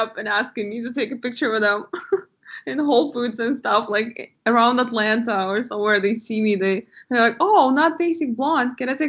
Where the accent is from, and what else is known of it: Eastern Ukraine, Ukraine; born or raised there; first language Russian; English is a second language; moved away as an adult; now in United States